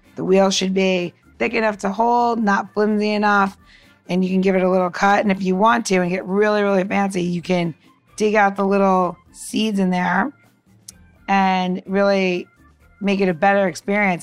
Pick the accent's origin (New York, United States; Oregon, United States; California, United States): New York, United States; now in Washington, D.C., United States; I'm from New York originally